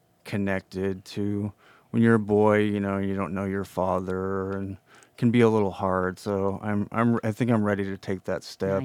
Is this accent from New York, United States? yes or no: no; Nevada, United States; I'm half Paiute from Nevada.